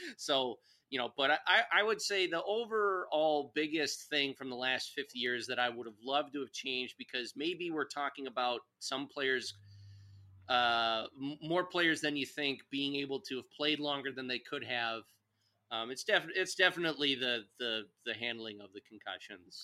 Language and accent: English; Chicago, Illinois, United States; as a Chicago boy growing up in Chicago